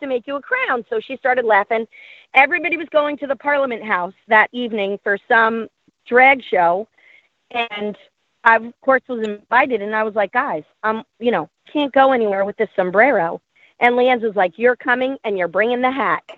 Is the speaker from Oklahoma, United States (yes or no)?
no; New York, United States; moved away; I'm from New York